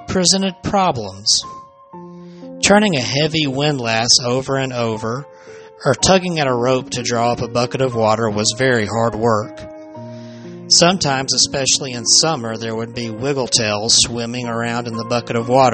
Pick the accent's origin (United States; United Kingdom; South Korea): United States; Alabama; I'm from Alabama, which is where I'm broadcasting from right now in my own home